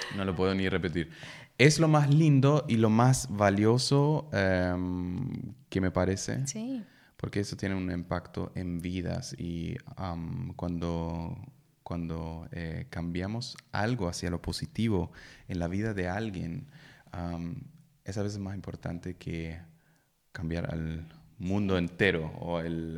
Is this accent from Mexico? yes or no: no; Germany; Spanish is a second language; moved away as an adult; also born or lived in Peru; soy alemán, em, tengo 36 años